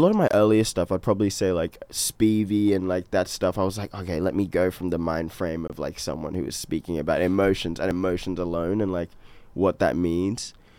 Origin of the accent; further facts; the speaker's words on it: Brisbane, Queensland, Australia; I grew up in Brisbane pretty much all my life. I'm just around Ipswich now. I'm 22. I turned 22.